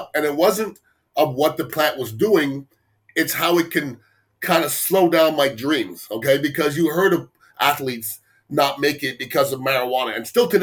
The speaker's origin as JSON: {"language": "English", "country": "Canada", "tie": "born or raised there", "also_born_or_lived": "Tampa Bay, Florida", "moved": "yes", "lives_now": "Tampa, United States", "said": "I was born in Canada. My parents are West Indian."}